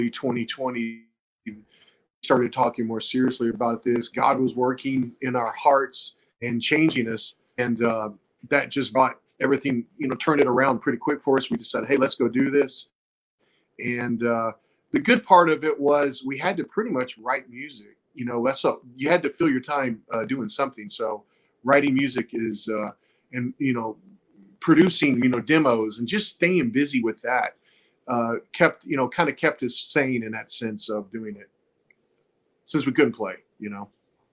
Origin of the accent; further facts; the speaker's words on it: Texas, United States; We're from Texas